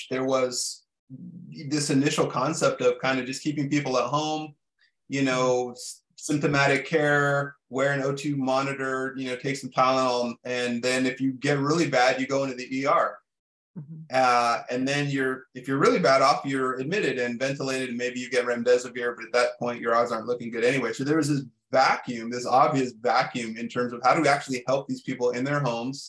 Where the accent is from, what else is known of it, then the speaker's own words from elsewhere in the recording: Bay Area, Northern California, United States; I grew up in the Bay Area in Northern California